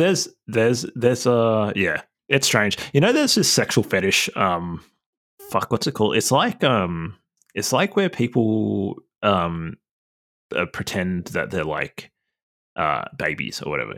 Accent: New South Wales, Australia; moved away; I'm from New South Wales originally, so a lot of my family

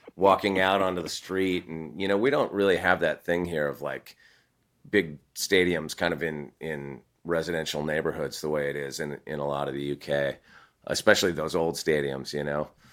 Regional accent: California, United States; I grew up in California

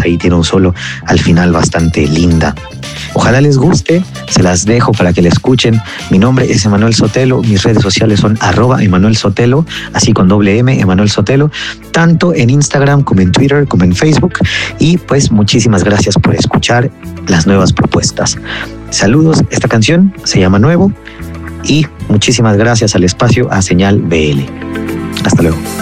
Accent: Mexico; soy un cantautor mexicano

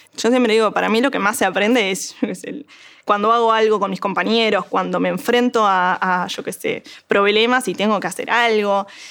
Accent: Montevideo, Uruguay; soy de Montevideo

